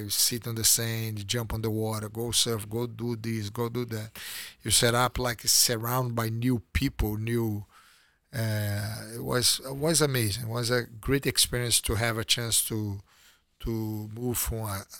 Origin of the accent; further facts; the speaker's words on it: Teresópolis, Rio de Janeiro, Brazil; English is a second language; It was amazing because I was a country kid, basically. Like I have the discipline. Growing up in Teresópolis, we have a routine to complete different than the one that moved to Rio.